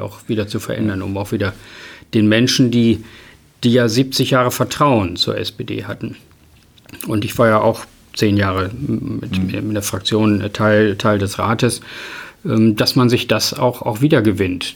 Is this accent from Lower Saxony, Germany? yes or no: yes; Emden, Lower Saxony, Germany; Ich wohne weiterhin hier und das ist meine Heimatstadt